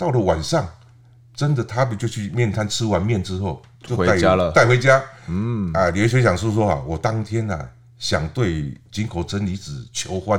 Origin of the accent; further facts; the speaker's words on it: Taiwan; 哦，我们台湾人呢都是很热情。你看我之前在台南，这位李姓大哥也是让我去住他家，